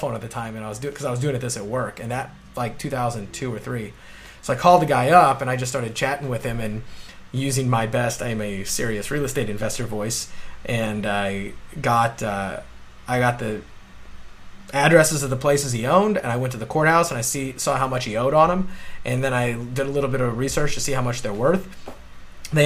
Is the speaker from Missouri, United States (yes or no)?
yes; St. Louis, Missouri, United States; moved away as an adult; also born or lived in Illinois / Orlando; I grew up in St. Louis, went to college in Illinois